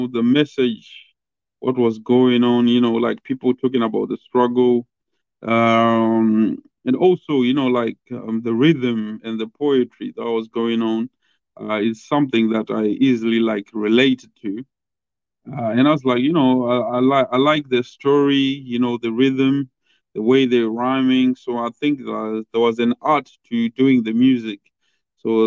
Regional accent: Zimbabwe; now in United Kingdom; I'm from Zimbabwe, but I'm stationed in the UK.

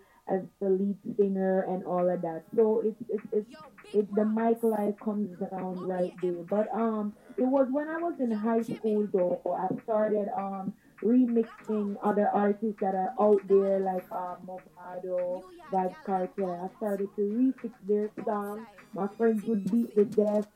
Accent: Westmoreland, Jamaica; now in New York, United States; I was born and grew in Westmoreland

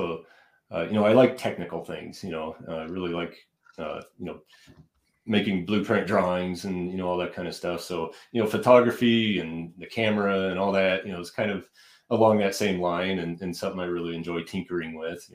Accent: Denver, Colorado, United States; also born or lived in Buena Vista, Colorado / Texas; I was born in Denver and kind of grew up around Denver and Colorado Springs

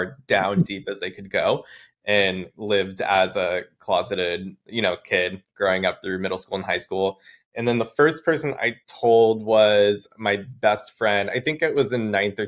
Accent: Oregon, United States; I grew up in Oregon, about an hour and a half south of Portland in a small town

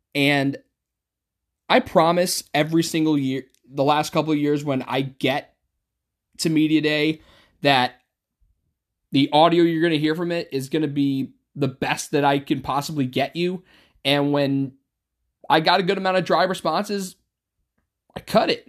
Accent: Utica, New York, United States; I'm from Utica

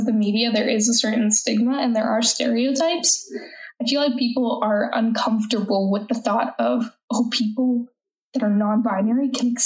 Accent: United States; accent: American; I'm an American citizen. If you can't tell, I'm American by my accent

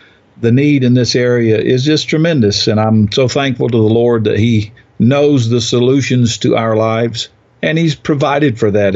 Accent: South Georgia, United States; now in Chattanooga, United States; I grew up in the South, far further south than here. It's in South Georgia on a farm

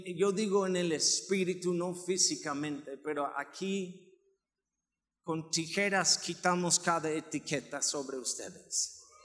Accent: Nayarit, Mexico; now in Aguascalientes, Mexico; Yo vengo de Nayarit

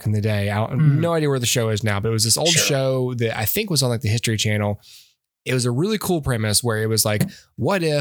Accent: Alabama, United States; also born or lived in Georgia; I'm from Alabama.

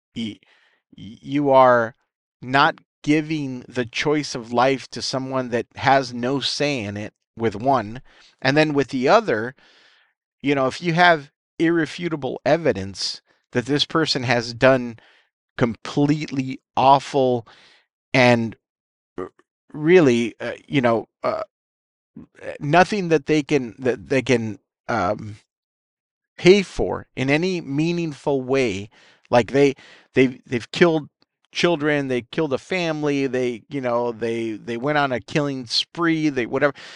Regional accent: United States

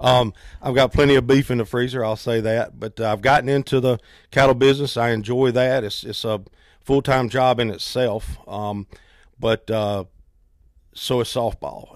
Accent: Fort Mill, South Carolina, United States; I, I grew up in Fort Mill, went to the old Fort Mill High School.

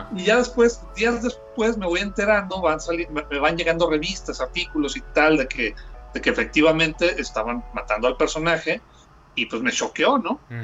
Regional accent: Aguascalientes, Mexico; aquí en, mi tierra, en Aguascalientes, cuando yo empecé con todo este rollo de, la dibujada

